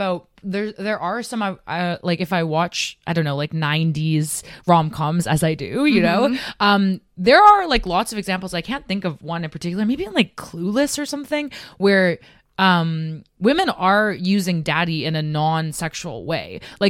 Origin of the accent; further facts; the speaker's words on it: Canada; moved away as an adult; now in Amsterdam, Netherlands; I'm from Canada